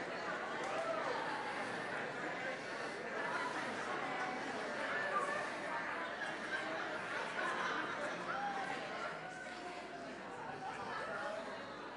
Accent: Antrim, Northern Ireland, United Kingdom; I grew up in Antrim

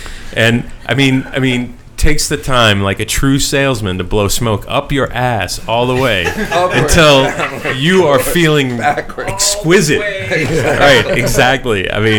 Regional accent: New York City, New York, United States; I'm from Queens, you know? I mean, what am I doing? Blah, blah, blah.

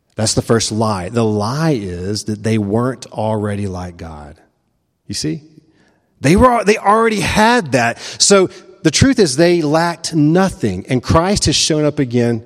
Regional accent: the American South, United States; I'm a Presbyterian and I'm a Southerner

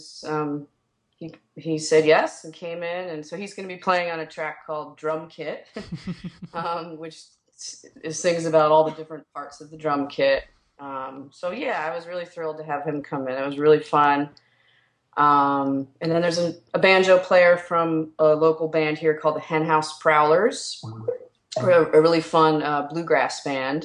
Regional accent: New York, United States; moved away as an adult; now in Chicago, United States; even though I grew up in New York

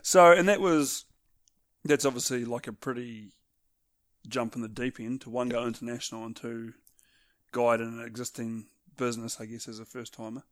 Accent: New Zealand; here in New Zealand

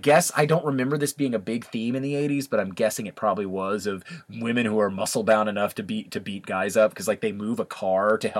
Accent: the South, United States; I grew up in the South

